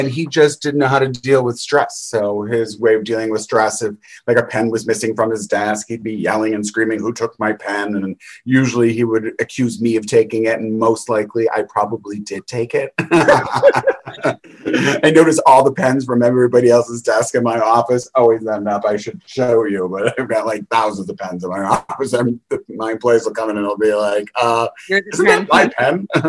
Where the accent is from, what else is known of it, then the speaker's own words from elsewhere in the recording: Chicago, Illinois, United States; I grew up in a suburb outside of Chicago.